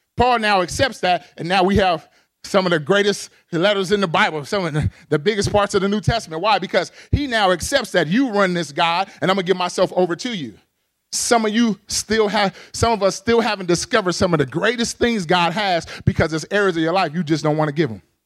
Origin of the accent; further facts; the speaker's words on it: Pasadena, California, United States; moved away as an adult; now in Arizona, United States; I grew up in the urban context. I'm from Pasadena, California